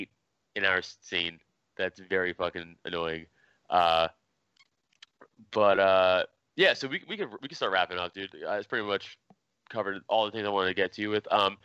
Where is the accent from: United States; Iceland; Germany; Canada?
United States; New York City, New York; I'm from Staten Island